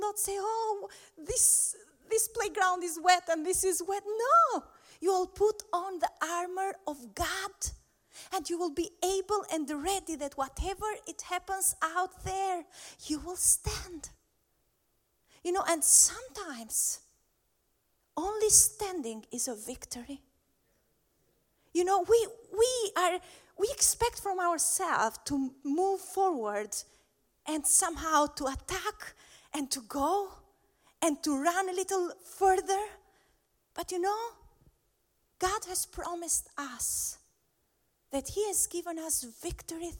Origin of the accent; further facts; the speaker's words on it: Albania; I'm from Albania